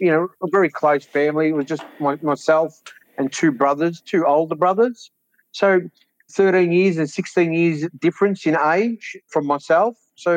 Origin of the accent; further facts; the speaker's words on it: Werribee, Victoria, Australia; now in Sunbury, Australia; I actually grew up out in Werribee. Well, I grew up on a farm between Melton and Werribee.